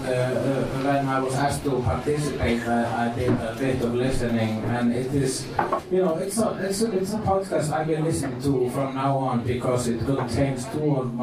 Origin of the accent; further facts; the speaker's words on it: Iceland; And I am an Icelandic person.